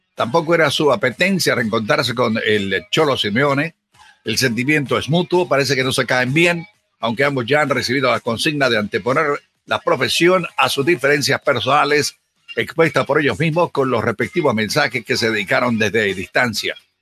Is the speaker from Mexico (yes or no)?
no; Chile; del mismo país donde yo nací